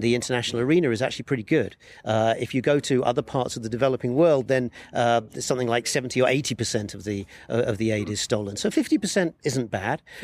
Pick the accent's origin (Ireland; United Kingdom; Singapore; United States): United Kingdom; moved away as an adult; now in Jerusalem; I'm a British foreign correspondent. I've been based in Jerusalem for the last 15 years